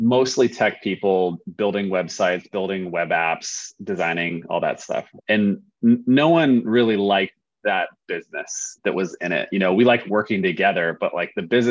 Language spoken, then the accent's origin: English; Oregon, United States; we're from Oregon.